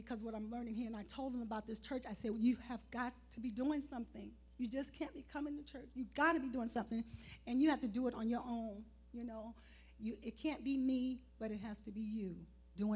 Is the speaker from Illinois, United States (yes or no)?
yes; Chicago, Illinois, United States; moved away as an adult; now in California, United States; I'm from Chicago.